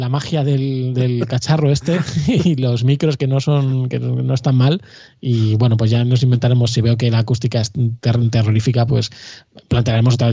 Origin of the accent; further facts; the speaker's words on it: Madrid, Community of Madrid, Spain; somos todos de Madrid